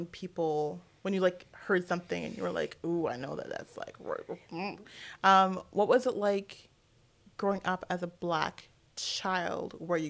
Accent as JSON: {"language": "English", "town": "Vancouver", "region": "British Columbia", "country": "Canada", "tie": "born or raised there", "said": "because I grew up here in Vancouver. There were, like, a couple of, like, racialized families. I grew up in a co-op as well."}